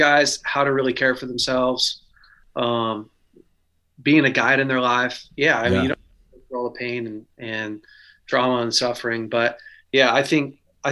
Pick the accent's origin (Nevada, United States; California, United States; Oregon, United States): California, United States; Weaverville; also born or lived in Redding, California; I grew up in Weaverville, California, Northern California, a small town of about 3,000.